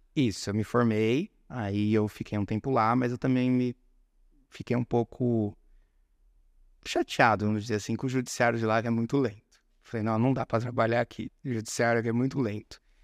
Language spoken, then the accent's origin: Portuguese; São Carlos, São Paulo, Brazil; moved away as an adult; also born or lived in Fortaleza, Ceará; São Carlos, interior de São Paulo